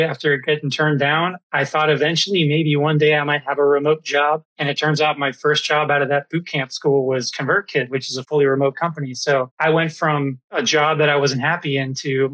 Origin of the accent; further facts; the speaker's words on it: Orlando, Florida, United States; moved away; also born or lived in Seattle; I grew up in Orlando